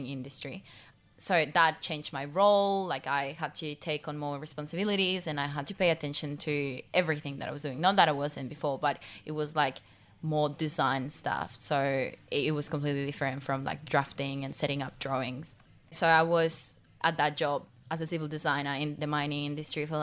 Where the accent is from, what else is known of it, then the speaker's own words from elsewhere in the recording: Pasto, Nariño, Colombia; English is a second language; moved away as an adult; now in Australia; my home country, because like we are a developing country